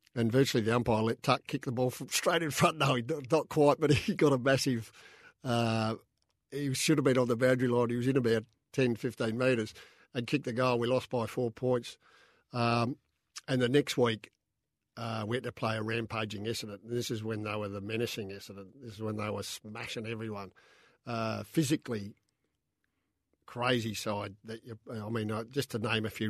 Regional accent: Adelaide, South Australia, Australia; also born or lived in Mount Gambier / Lockleys; I was born in Adelaide, uh, lived in Mount Gambier from, uh, seven to ten

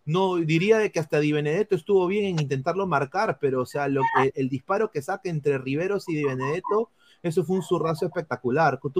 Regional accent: Peru; porque al final todos somos peruanos, muchachos.

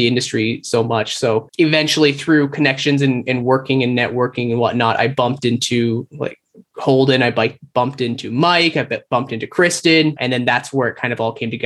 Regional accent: Calgary, Alberta, Canada; moved away as an adult; now in Toronto, Canada; I moved across country. I'm from Calgary. So I jumped on a plane, flew to Toronto

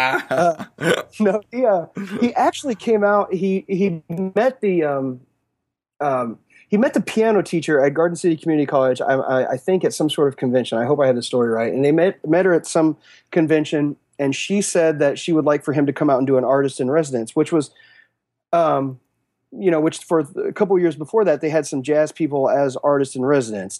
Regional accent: Western Kansas, United States; moved away as an adult; now in Kansas City, United States; growing up in Western Kansas

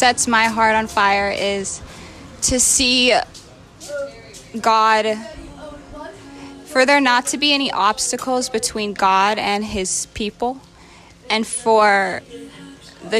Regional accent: Hana, Hawaii, United States; I'm born and raised here in Hana, Maui

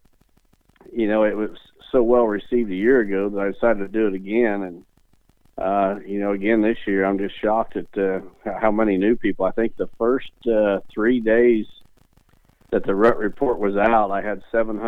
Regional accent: Illinois, United States; some guys that live out of state and they're hunting my home state, Illinois

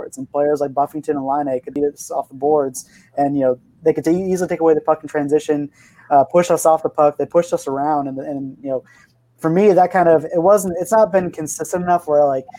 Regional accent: Arizona, United States; moved away; I'm from Arizona originally

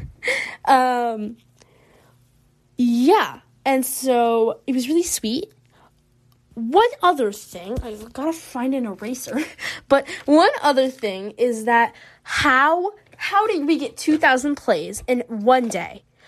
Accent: the American South, United States; accent: Southern American; my Southern American accent

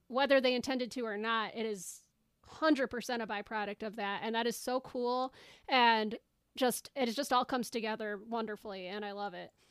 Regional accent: United States; as an American

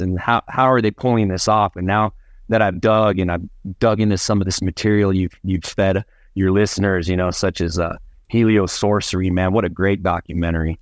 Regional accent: Albuquerque, New Mexico, United States; also born or lived in Phoenix, Arizona; I was born here in Albuquerque, but my family, uh, hails from the northern part of the state, a place called Las Vegas, New Mexico

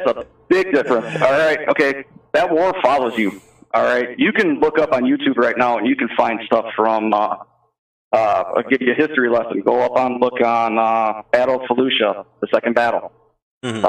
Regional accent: Wisconsin, United States; I'm from Wisconsin, so I deal with mostly Madison because that's the area I live

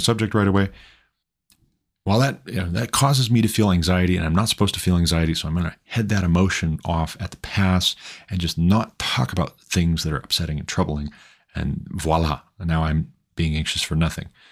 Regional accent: Montana, United States; Montana, my home state

